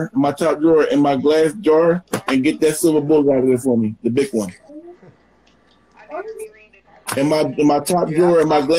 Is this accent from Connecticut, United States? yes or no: no; Philadelphia, Pennsylvania, United States; moved away; I don't live in Philly no more, but I'm still a PA.